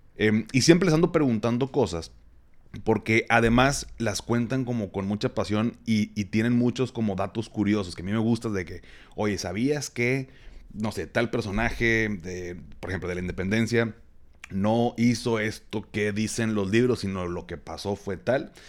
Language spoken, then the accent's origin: Spanish; Monterrey, Nuevo León, Mexico; soy regio